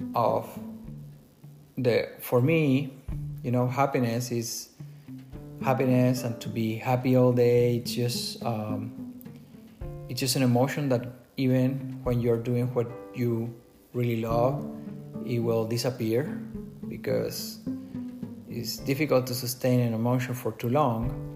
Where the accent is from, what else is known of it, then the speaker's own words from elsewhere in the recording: Chile; English is a second language; moved away as an adult; now in United States; originally, I'm not from the US, I'm from Chile, South America. You can tell by my accent.